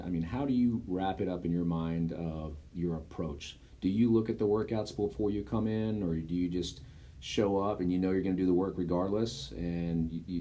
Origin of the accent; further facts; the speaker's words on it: Garland, Texas, United States; I grew up in Garland.